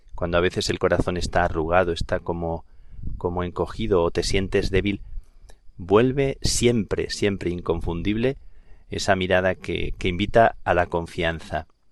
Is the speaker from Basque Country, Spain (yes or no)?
no; Plasencia, Extremadura, Spain; also born or lived in Dublin, Ireland; now in Madrid, Spain; en mi tierra, en el Valle del Jerte, en Plasencia